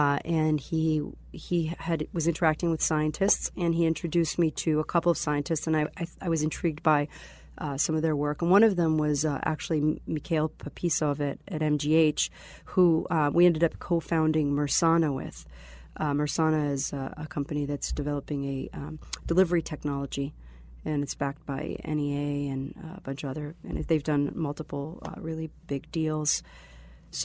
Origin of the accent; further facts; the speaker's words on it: Israel; born there; also born or lived in Boston area, United States; I was born in Israel. And I spent part of my childhood in the Boston area. Uh-huh. And then I moved back to Israel after I went to Northeastern.